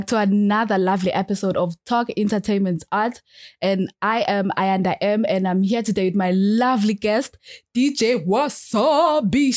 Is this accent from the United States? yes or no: no; Eswatini; I am from Swaziland